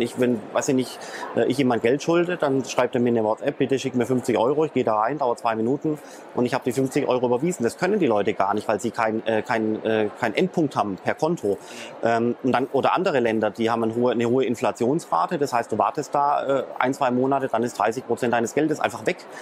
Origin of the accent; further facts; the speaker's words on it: Germany; ich als äh, Deutscher